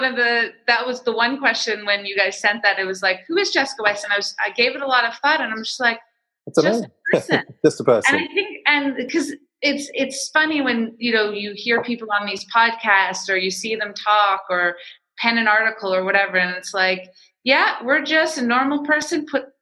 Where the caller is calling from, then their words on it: Toronto, Ontario, Canada; I'm downtown in the tech bubble of Toronto, Canada.